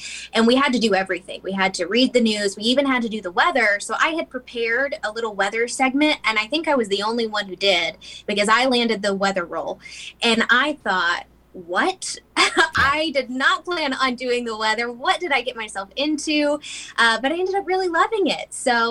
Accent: Mount Juliet, Tennessee, United States; I grew up in Mount Juliet, so not too far away, but I'm a Wilson County, Mount Juliet girl.

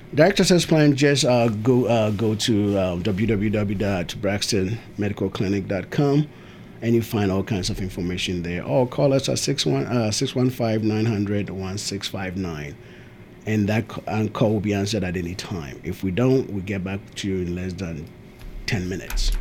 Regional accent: Ghana; also born or lived in Tennessee; now in Murfreesboro, United States; I am from Ghana. We moved here somewhere in 19 early 90s, I think 94, 95

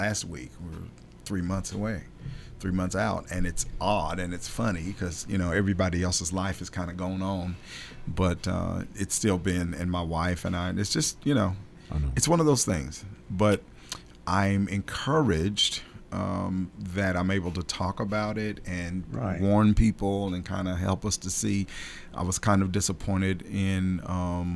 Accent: the South, United States; We're from the South.

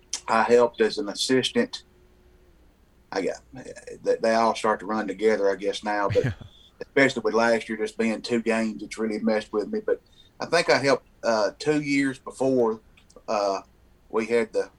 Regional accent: United States; accent: Southern; I've lived here my whole life, and of course, you can tell by my accent, I'm from here.

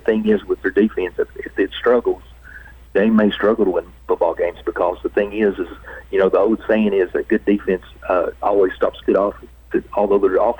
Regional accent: Marion County, Tennessee, United States; moved away; I'm from Marion County.

